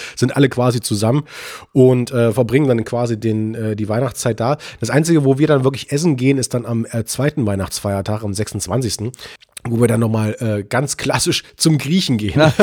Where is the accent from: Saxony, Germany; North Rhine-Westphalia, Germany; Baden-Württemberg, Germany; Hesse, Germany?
Saxony, Germany; Leipzig; bei uns in Leipzig